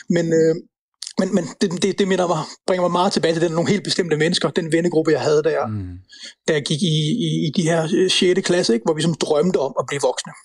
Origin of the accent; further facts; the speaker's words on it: Central Jutland, Central Denmark Region, Denmark; Grænsted, hvor jeg voksede op